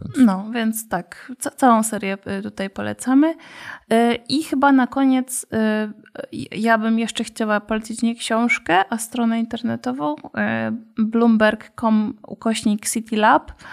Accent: Katowice, Silesian Voivodeship, Poland; u nas w Katowicach

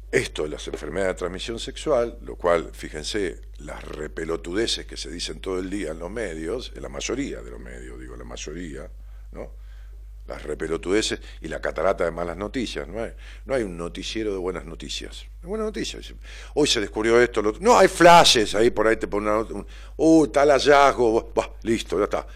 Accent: Ramos Mejía, Buenos Aires Province, Argentina; mi pueblo, Ramón Mejía

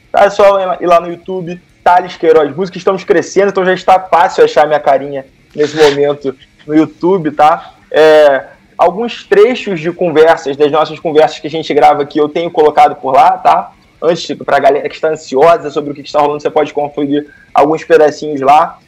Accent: Rio de Janeiro, Brazil; eu sou carioca

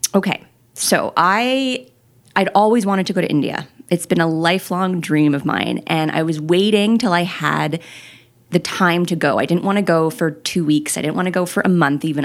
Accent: Quebec, Canada; I grew up driving in Quebec

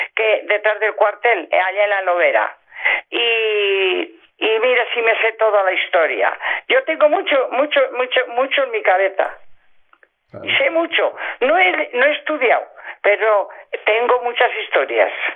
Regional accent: Cornago, La Rioja, Spain; me nací en Cornago sin comadrona, sin practicante, sin nada

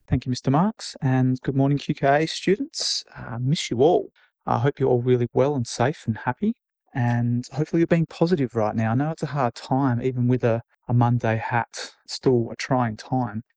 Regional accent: Australia; moved away; Being Australian

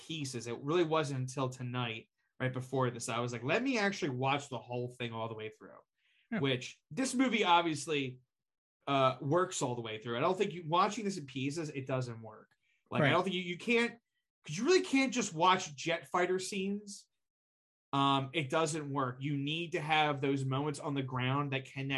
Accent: New Jersey, United States

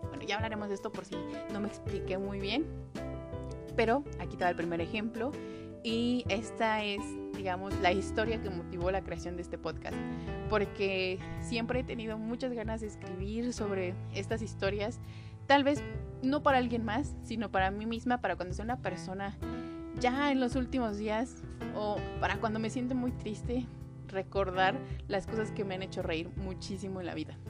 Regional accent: Mexico City, Mexico; soy de Ciudad de México

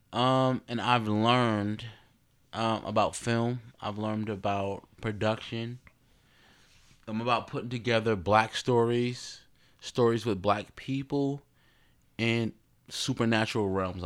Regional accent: Newark, New Jersey, United States; I'm a card from Jersey, Brick City

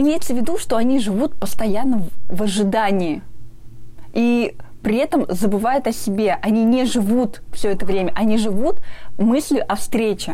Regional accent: Ufa, Bashkortostan, Russia; а я из Уфы

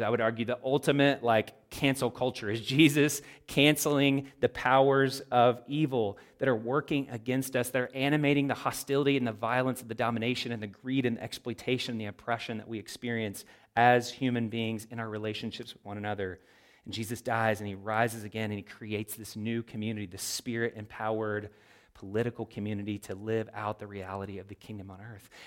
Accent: United States; as American Christians

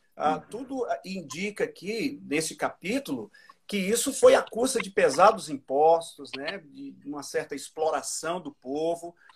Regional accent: Cuiabá, Mato Grosso, Brazil; also born or lived in Minas Gerais; Eu sou de Minas, mas os meus pais foram para o Mato Grosso na ocasião, se fixaram em Cuiabá e aí acabamos passando o resto da vida lá

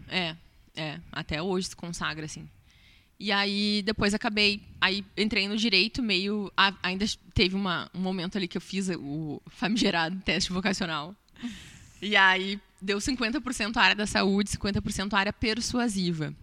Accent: Pelotas, Rio Grande do Sul, Brazil; eu sou nascida e criada em Pelotas, sou cria daqui

